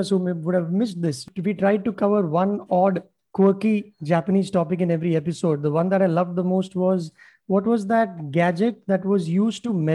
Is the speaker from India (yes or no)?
yes; India; I'm just counting as an Indian